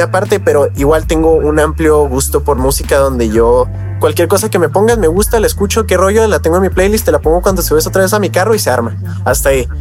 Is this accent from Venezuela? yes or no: no; Mexico; yo soy mexicano